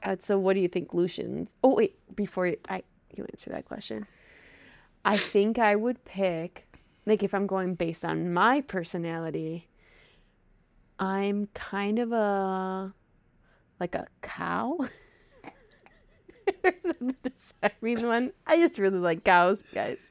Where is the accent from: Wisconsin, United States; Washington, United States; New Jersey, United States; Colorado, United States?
Wisconsin, United States; accent: Wisconsin; my Wisconsin accent will come out tenfold